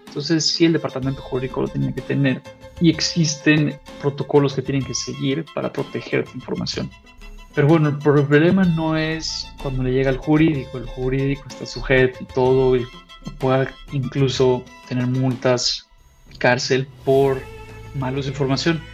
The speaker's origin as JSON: {"language": "Spanish", "country": "Mexico", "said": "soy mexicano, en un sentido de dónde vengo"}